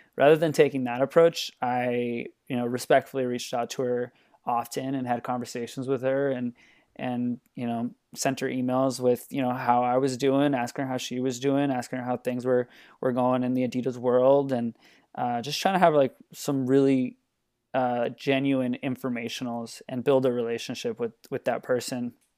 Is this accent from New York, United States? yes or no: no; Los Angeles, California, United States; moved away as an adult; now in Portland, United States; I'm from Los Angeles, California.